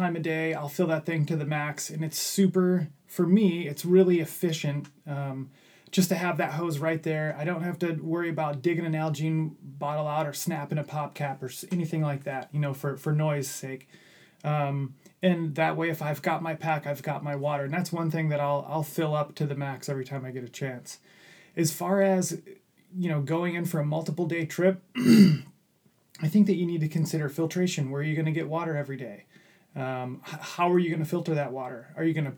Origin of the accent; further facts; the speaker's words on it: Midwest, United States; I grew up in the Midwest